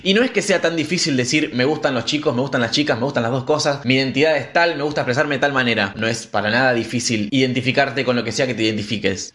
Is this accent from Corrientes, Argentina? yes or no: no; Rafaela, Santa Fe, Argentina; now in Rosario, Argentina; nací en Rafaela, pero vivo en Rosario hace unos cuantos años